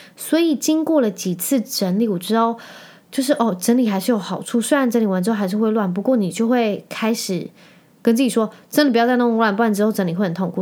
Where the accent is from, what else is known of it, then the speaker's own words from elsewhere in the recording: Penghu County, Taiwan; 我是澎湖人嘛